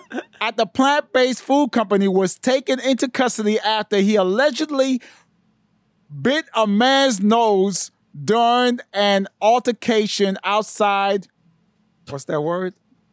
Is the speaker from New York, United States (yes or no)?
yes; New York City, New York, United States; You know I grew up in East New York?